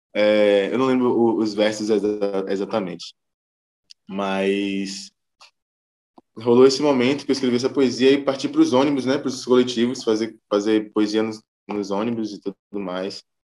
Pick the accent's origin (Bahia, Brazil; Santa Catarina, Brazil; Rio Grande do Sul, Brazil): Bahia, Brazil; Salvador; sou baiano, sou terapolitano Cheio de dendê na veia